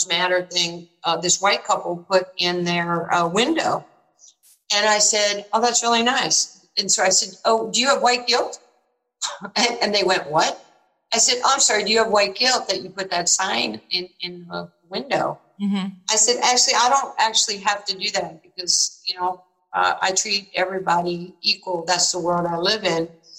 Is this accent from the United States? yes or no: yes; New York, United States; moved away as an adult; When I was growing up in New York, you know, going up to Rucker Park